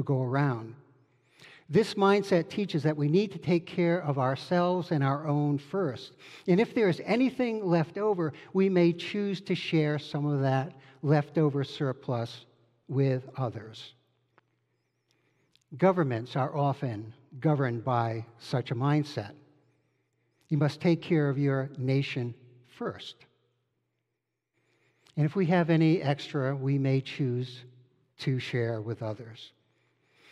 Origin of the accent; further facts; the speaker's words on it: Rhode Island, United States; I grew up in Rhode Island